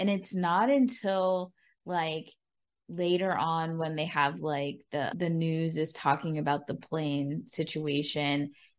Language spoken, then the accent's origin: English; New York, United States; as a New Yorker